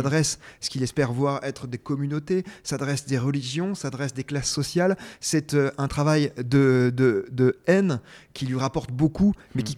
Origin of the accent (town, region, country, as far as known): France